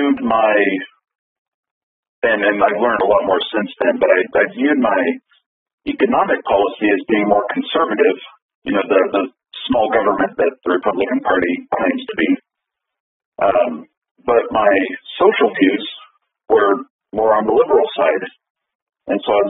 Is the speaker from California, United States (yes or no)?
no; Central Kansas, United States; I was born and raised in Central Kansas, lived here most of my life.